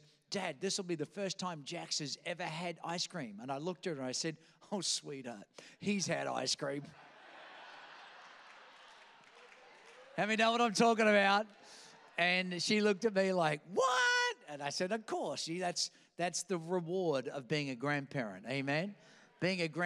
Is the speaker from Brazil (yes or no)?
no; Australia; accent: Australian; also born or lived in Queens, New York; now in Virginia Beach, United States; I was born in Queens, New York, kidnapped by aliens, taken in a spaceship to some foreign place called Australia, where I picked up this funny accent